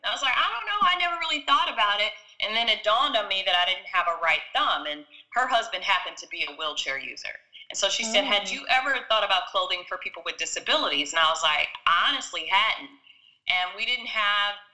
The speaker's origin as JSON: {"language": "English", "town": "Chicago", "region": "Illinois", "country": "United States", "also_born_or_lived": "East Coast", "moved": "as an adult", "lives_now": "Los Angeles, United States", "said": "I am originally from Chicago, but I live in LA."}